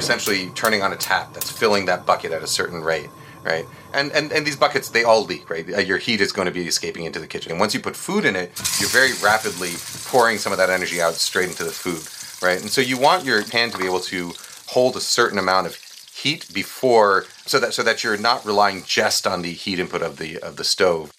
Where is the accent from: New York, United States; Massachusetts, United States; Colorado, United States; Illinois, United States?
New York, United States; when I was growing up in New York